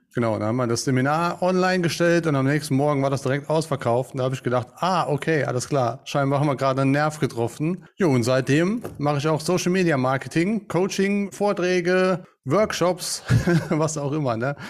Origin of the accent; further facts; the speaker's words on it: St. Wendel, Saarland, Germany; Ich komme aus St. Wendel, hier im schönen Saarland